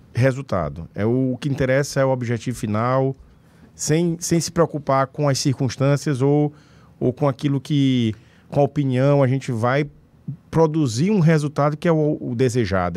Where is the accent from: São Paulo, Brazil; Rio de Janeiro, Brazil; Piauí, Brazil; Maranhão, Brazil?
Piauí, Brazil; Pedro II; also born or lived in Teresina; Nasci em Pedro II, sou natural da cidade de Pedro II